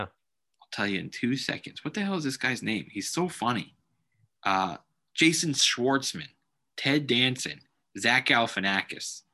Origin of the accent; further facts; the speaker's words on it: Los Angeles, California, United States; I've never showcased in Los Angeles. My home town